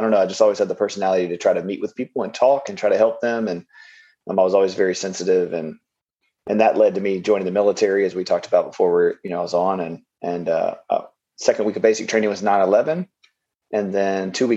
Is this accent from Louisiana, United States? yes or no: yes; Louisiana, United States; also born or lived in Los Angeles, California; Came back to Louisiana, back to my hometown or home, and ended up in Shreveport, Louisiana, which is where I'm at now